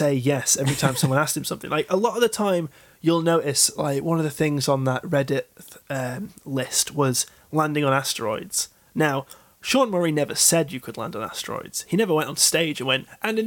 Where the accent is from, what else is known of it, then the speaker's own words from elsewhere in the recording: United Kingdom; I'm a British man